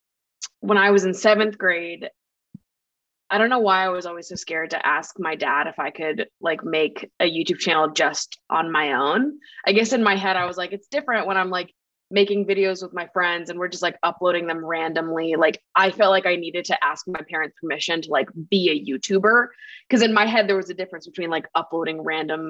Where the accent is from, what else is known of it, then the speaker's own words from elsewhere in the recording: Massachusetts, United States; now in New York City, United States; I grew up in a pretty small town in Massachusetts